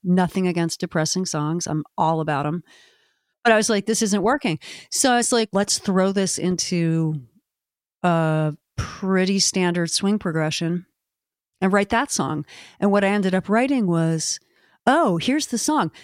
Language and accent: English; Maryland, United States; now in Portland, Maine, United States; my home state